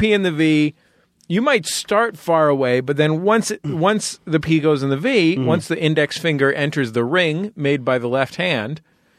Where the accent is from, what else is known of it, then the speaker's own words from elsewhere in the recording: San Francisco, California, United States; My personal acceptable temperature range runs from 55 to 70 because I'm from San Francisco.